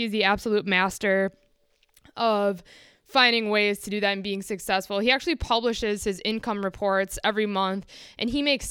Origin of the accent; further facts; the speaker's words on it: Midwest, United States; I'm from the Midwest, and maybe that has something to do with it, maybe it doesn't.